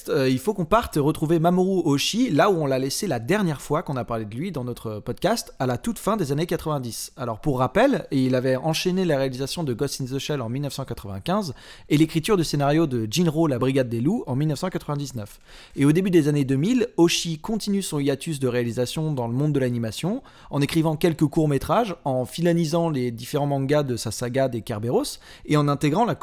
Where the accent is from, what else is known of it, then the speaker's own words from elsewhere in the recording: France; chez nous en France